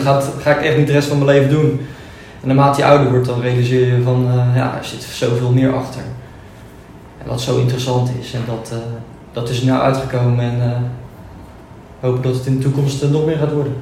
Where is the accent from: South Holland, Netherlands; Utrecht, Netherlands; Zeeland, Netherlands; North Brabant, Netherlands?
South Holland, Netherlands; Noordwijkerhout; Ik kom uit Noordwijk-Ruid